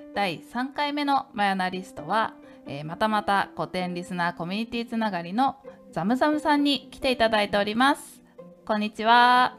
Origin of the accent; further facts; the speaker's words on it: Tokyo, Japan; 私なんかやっぱり東京育ちなので